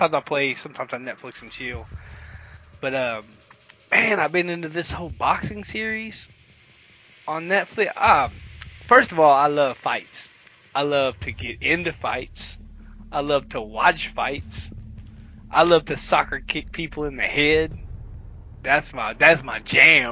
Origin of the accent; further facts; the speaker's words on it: the South, United States; I'm from the South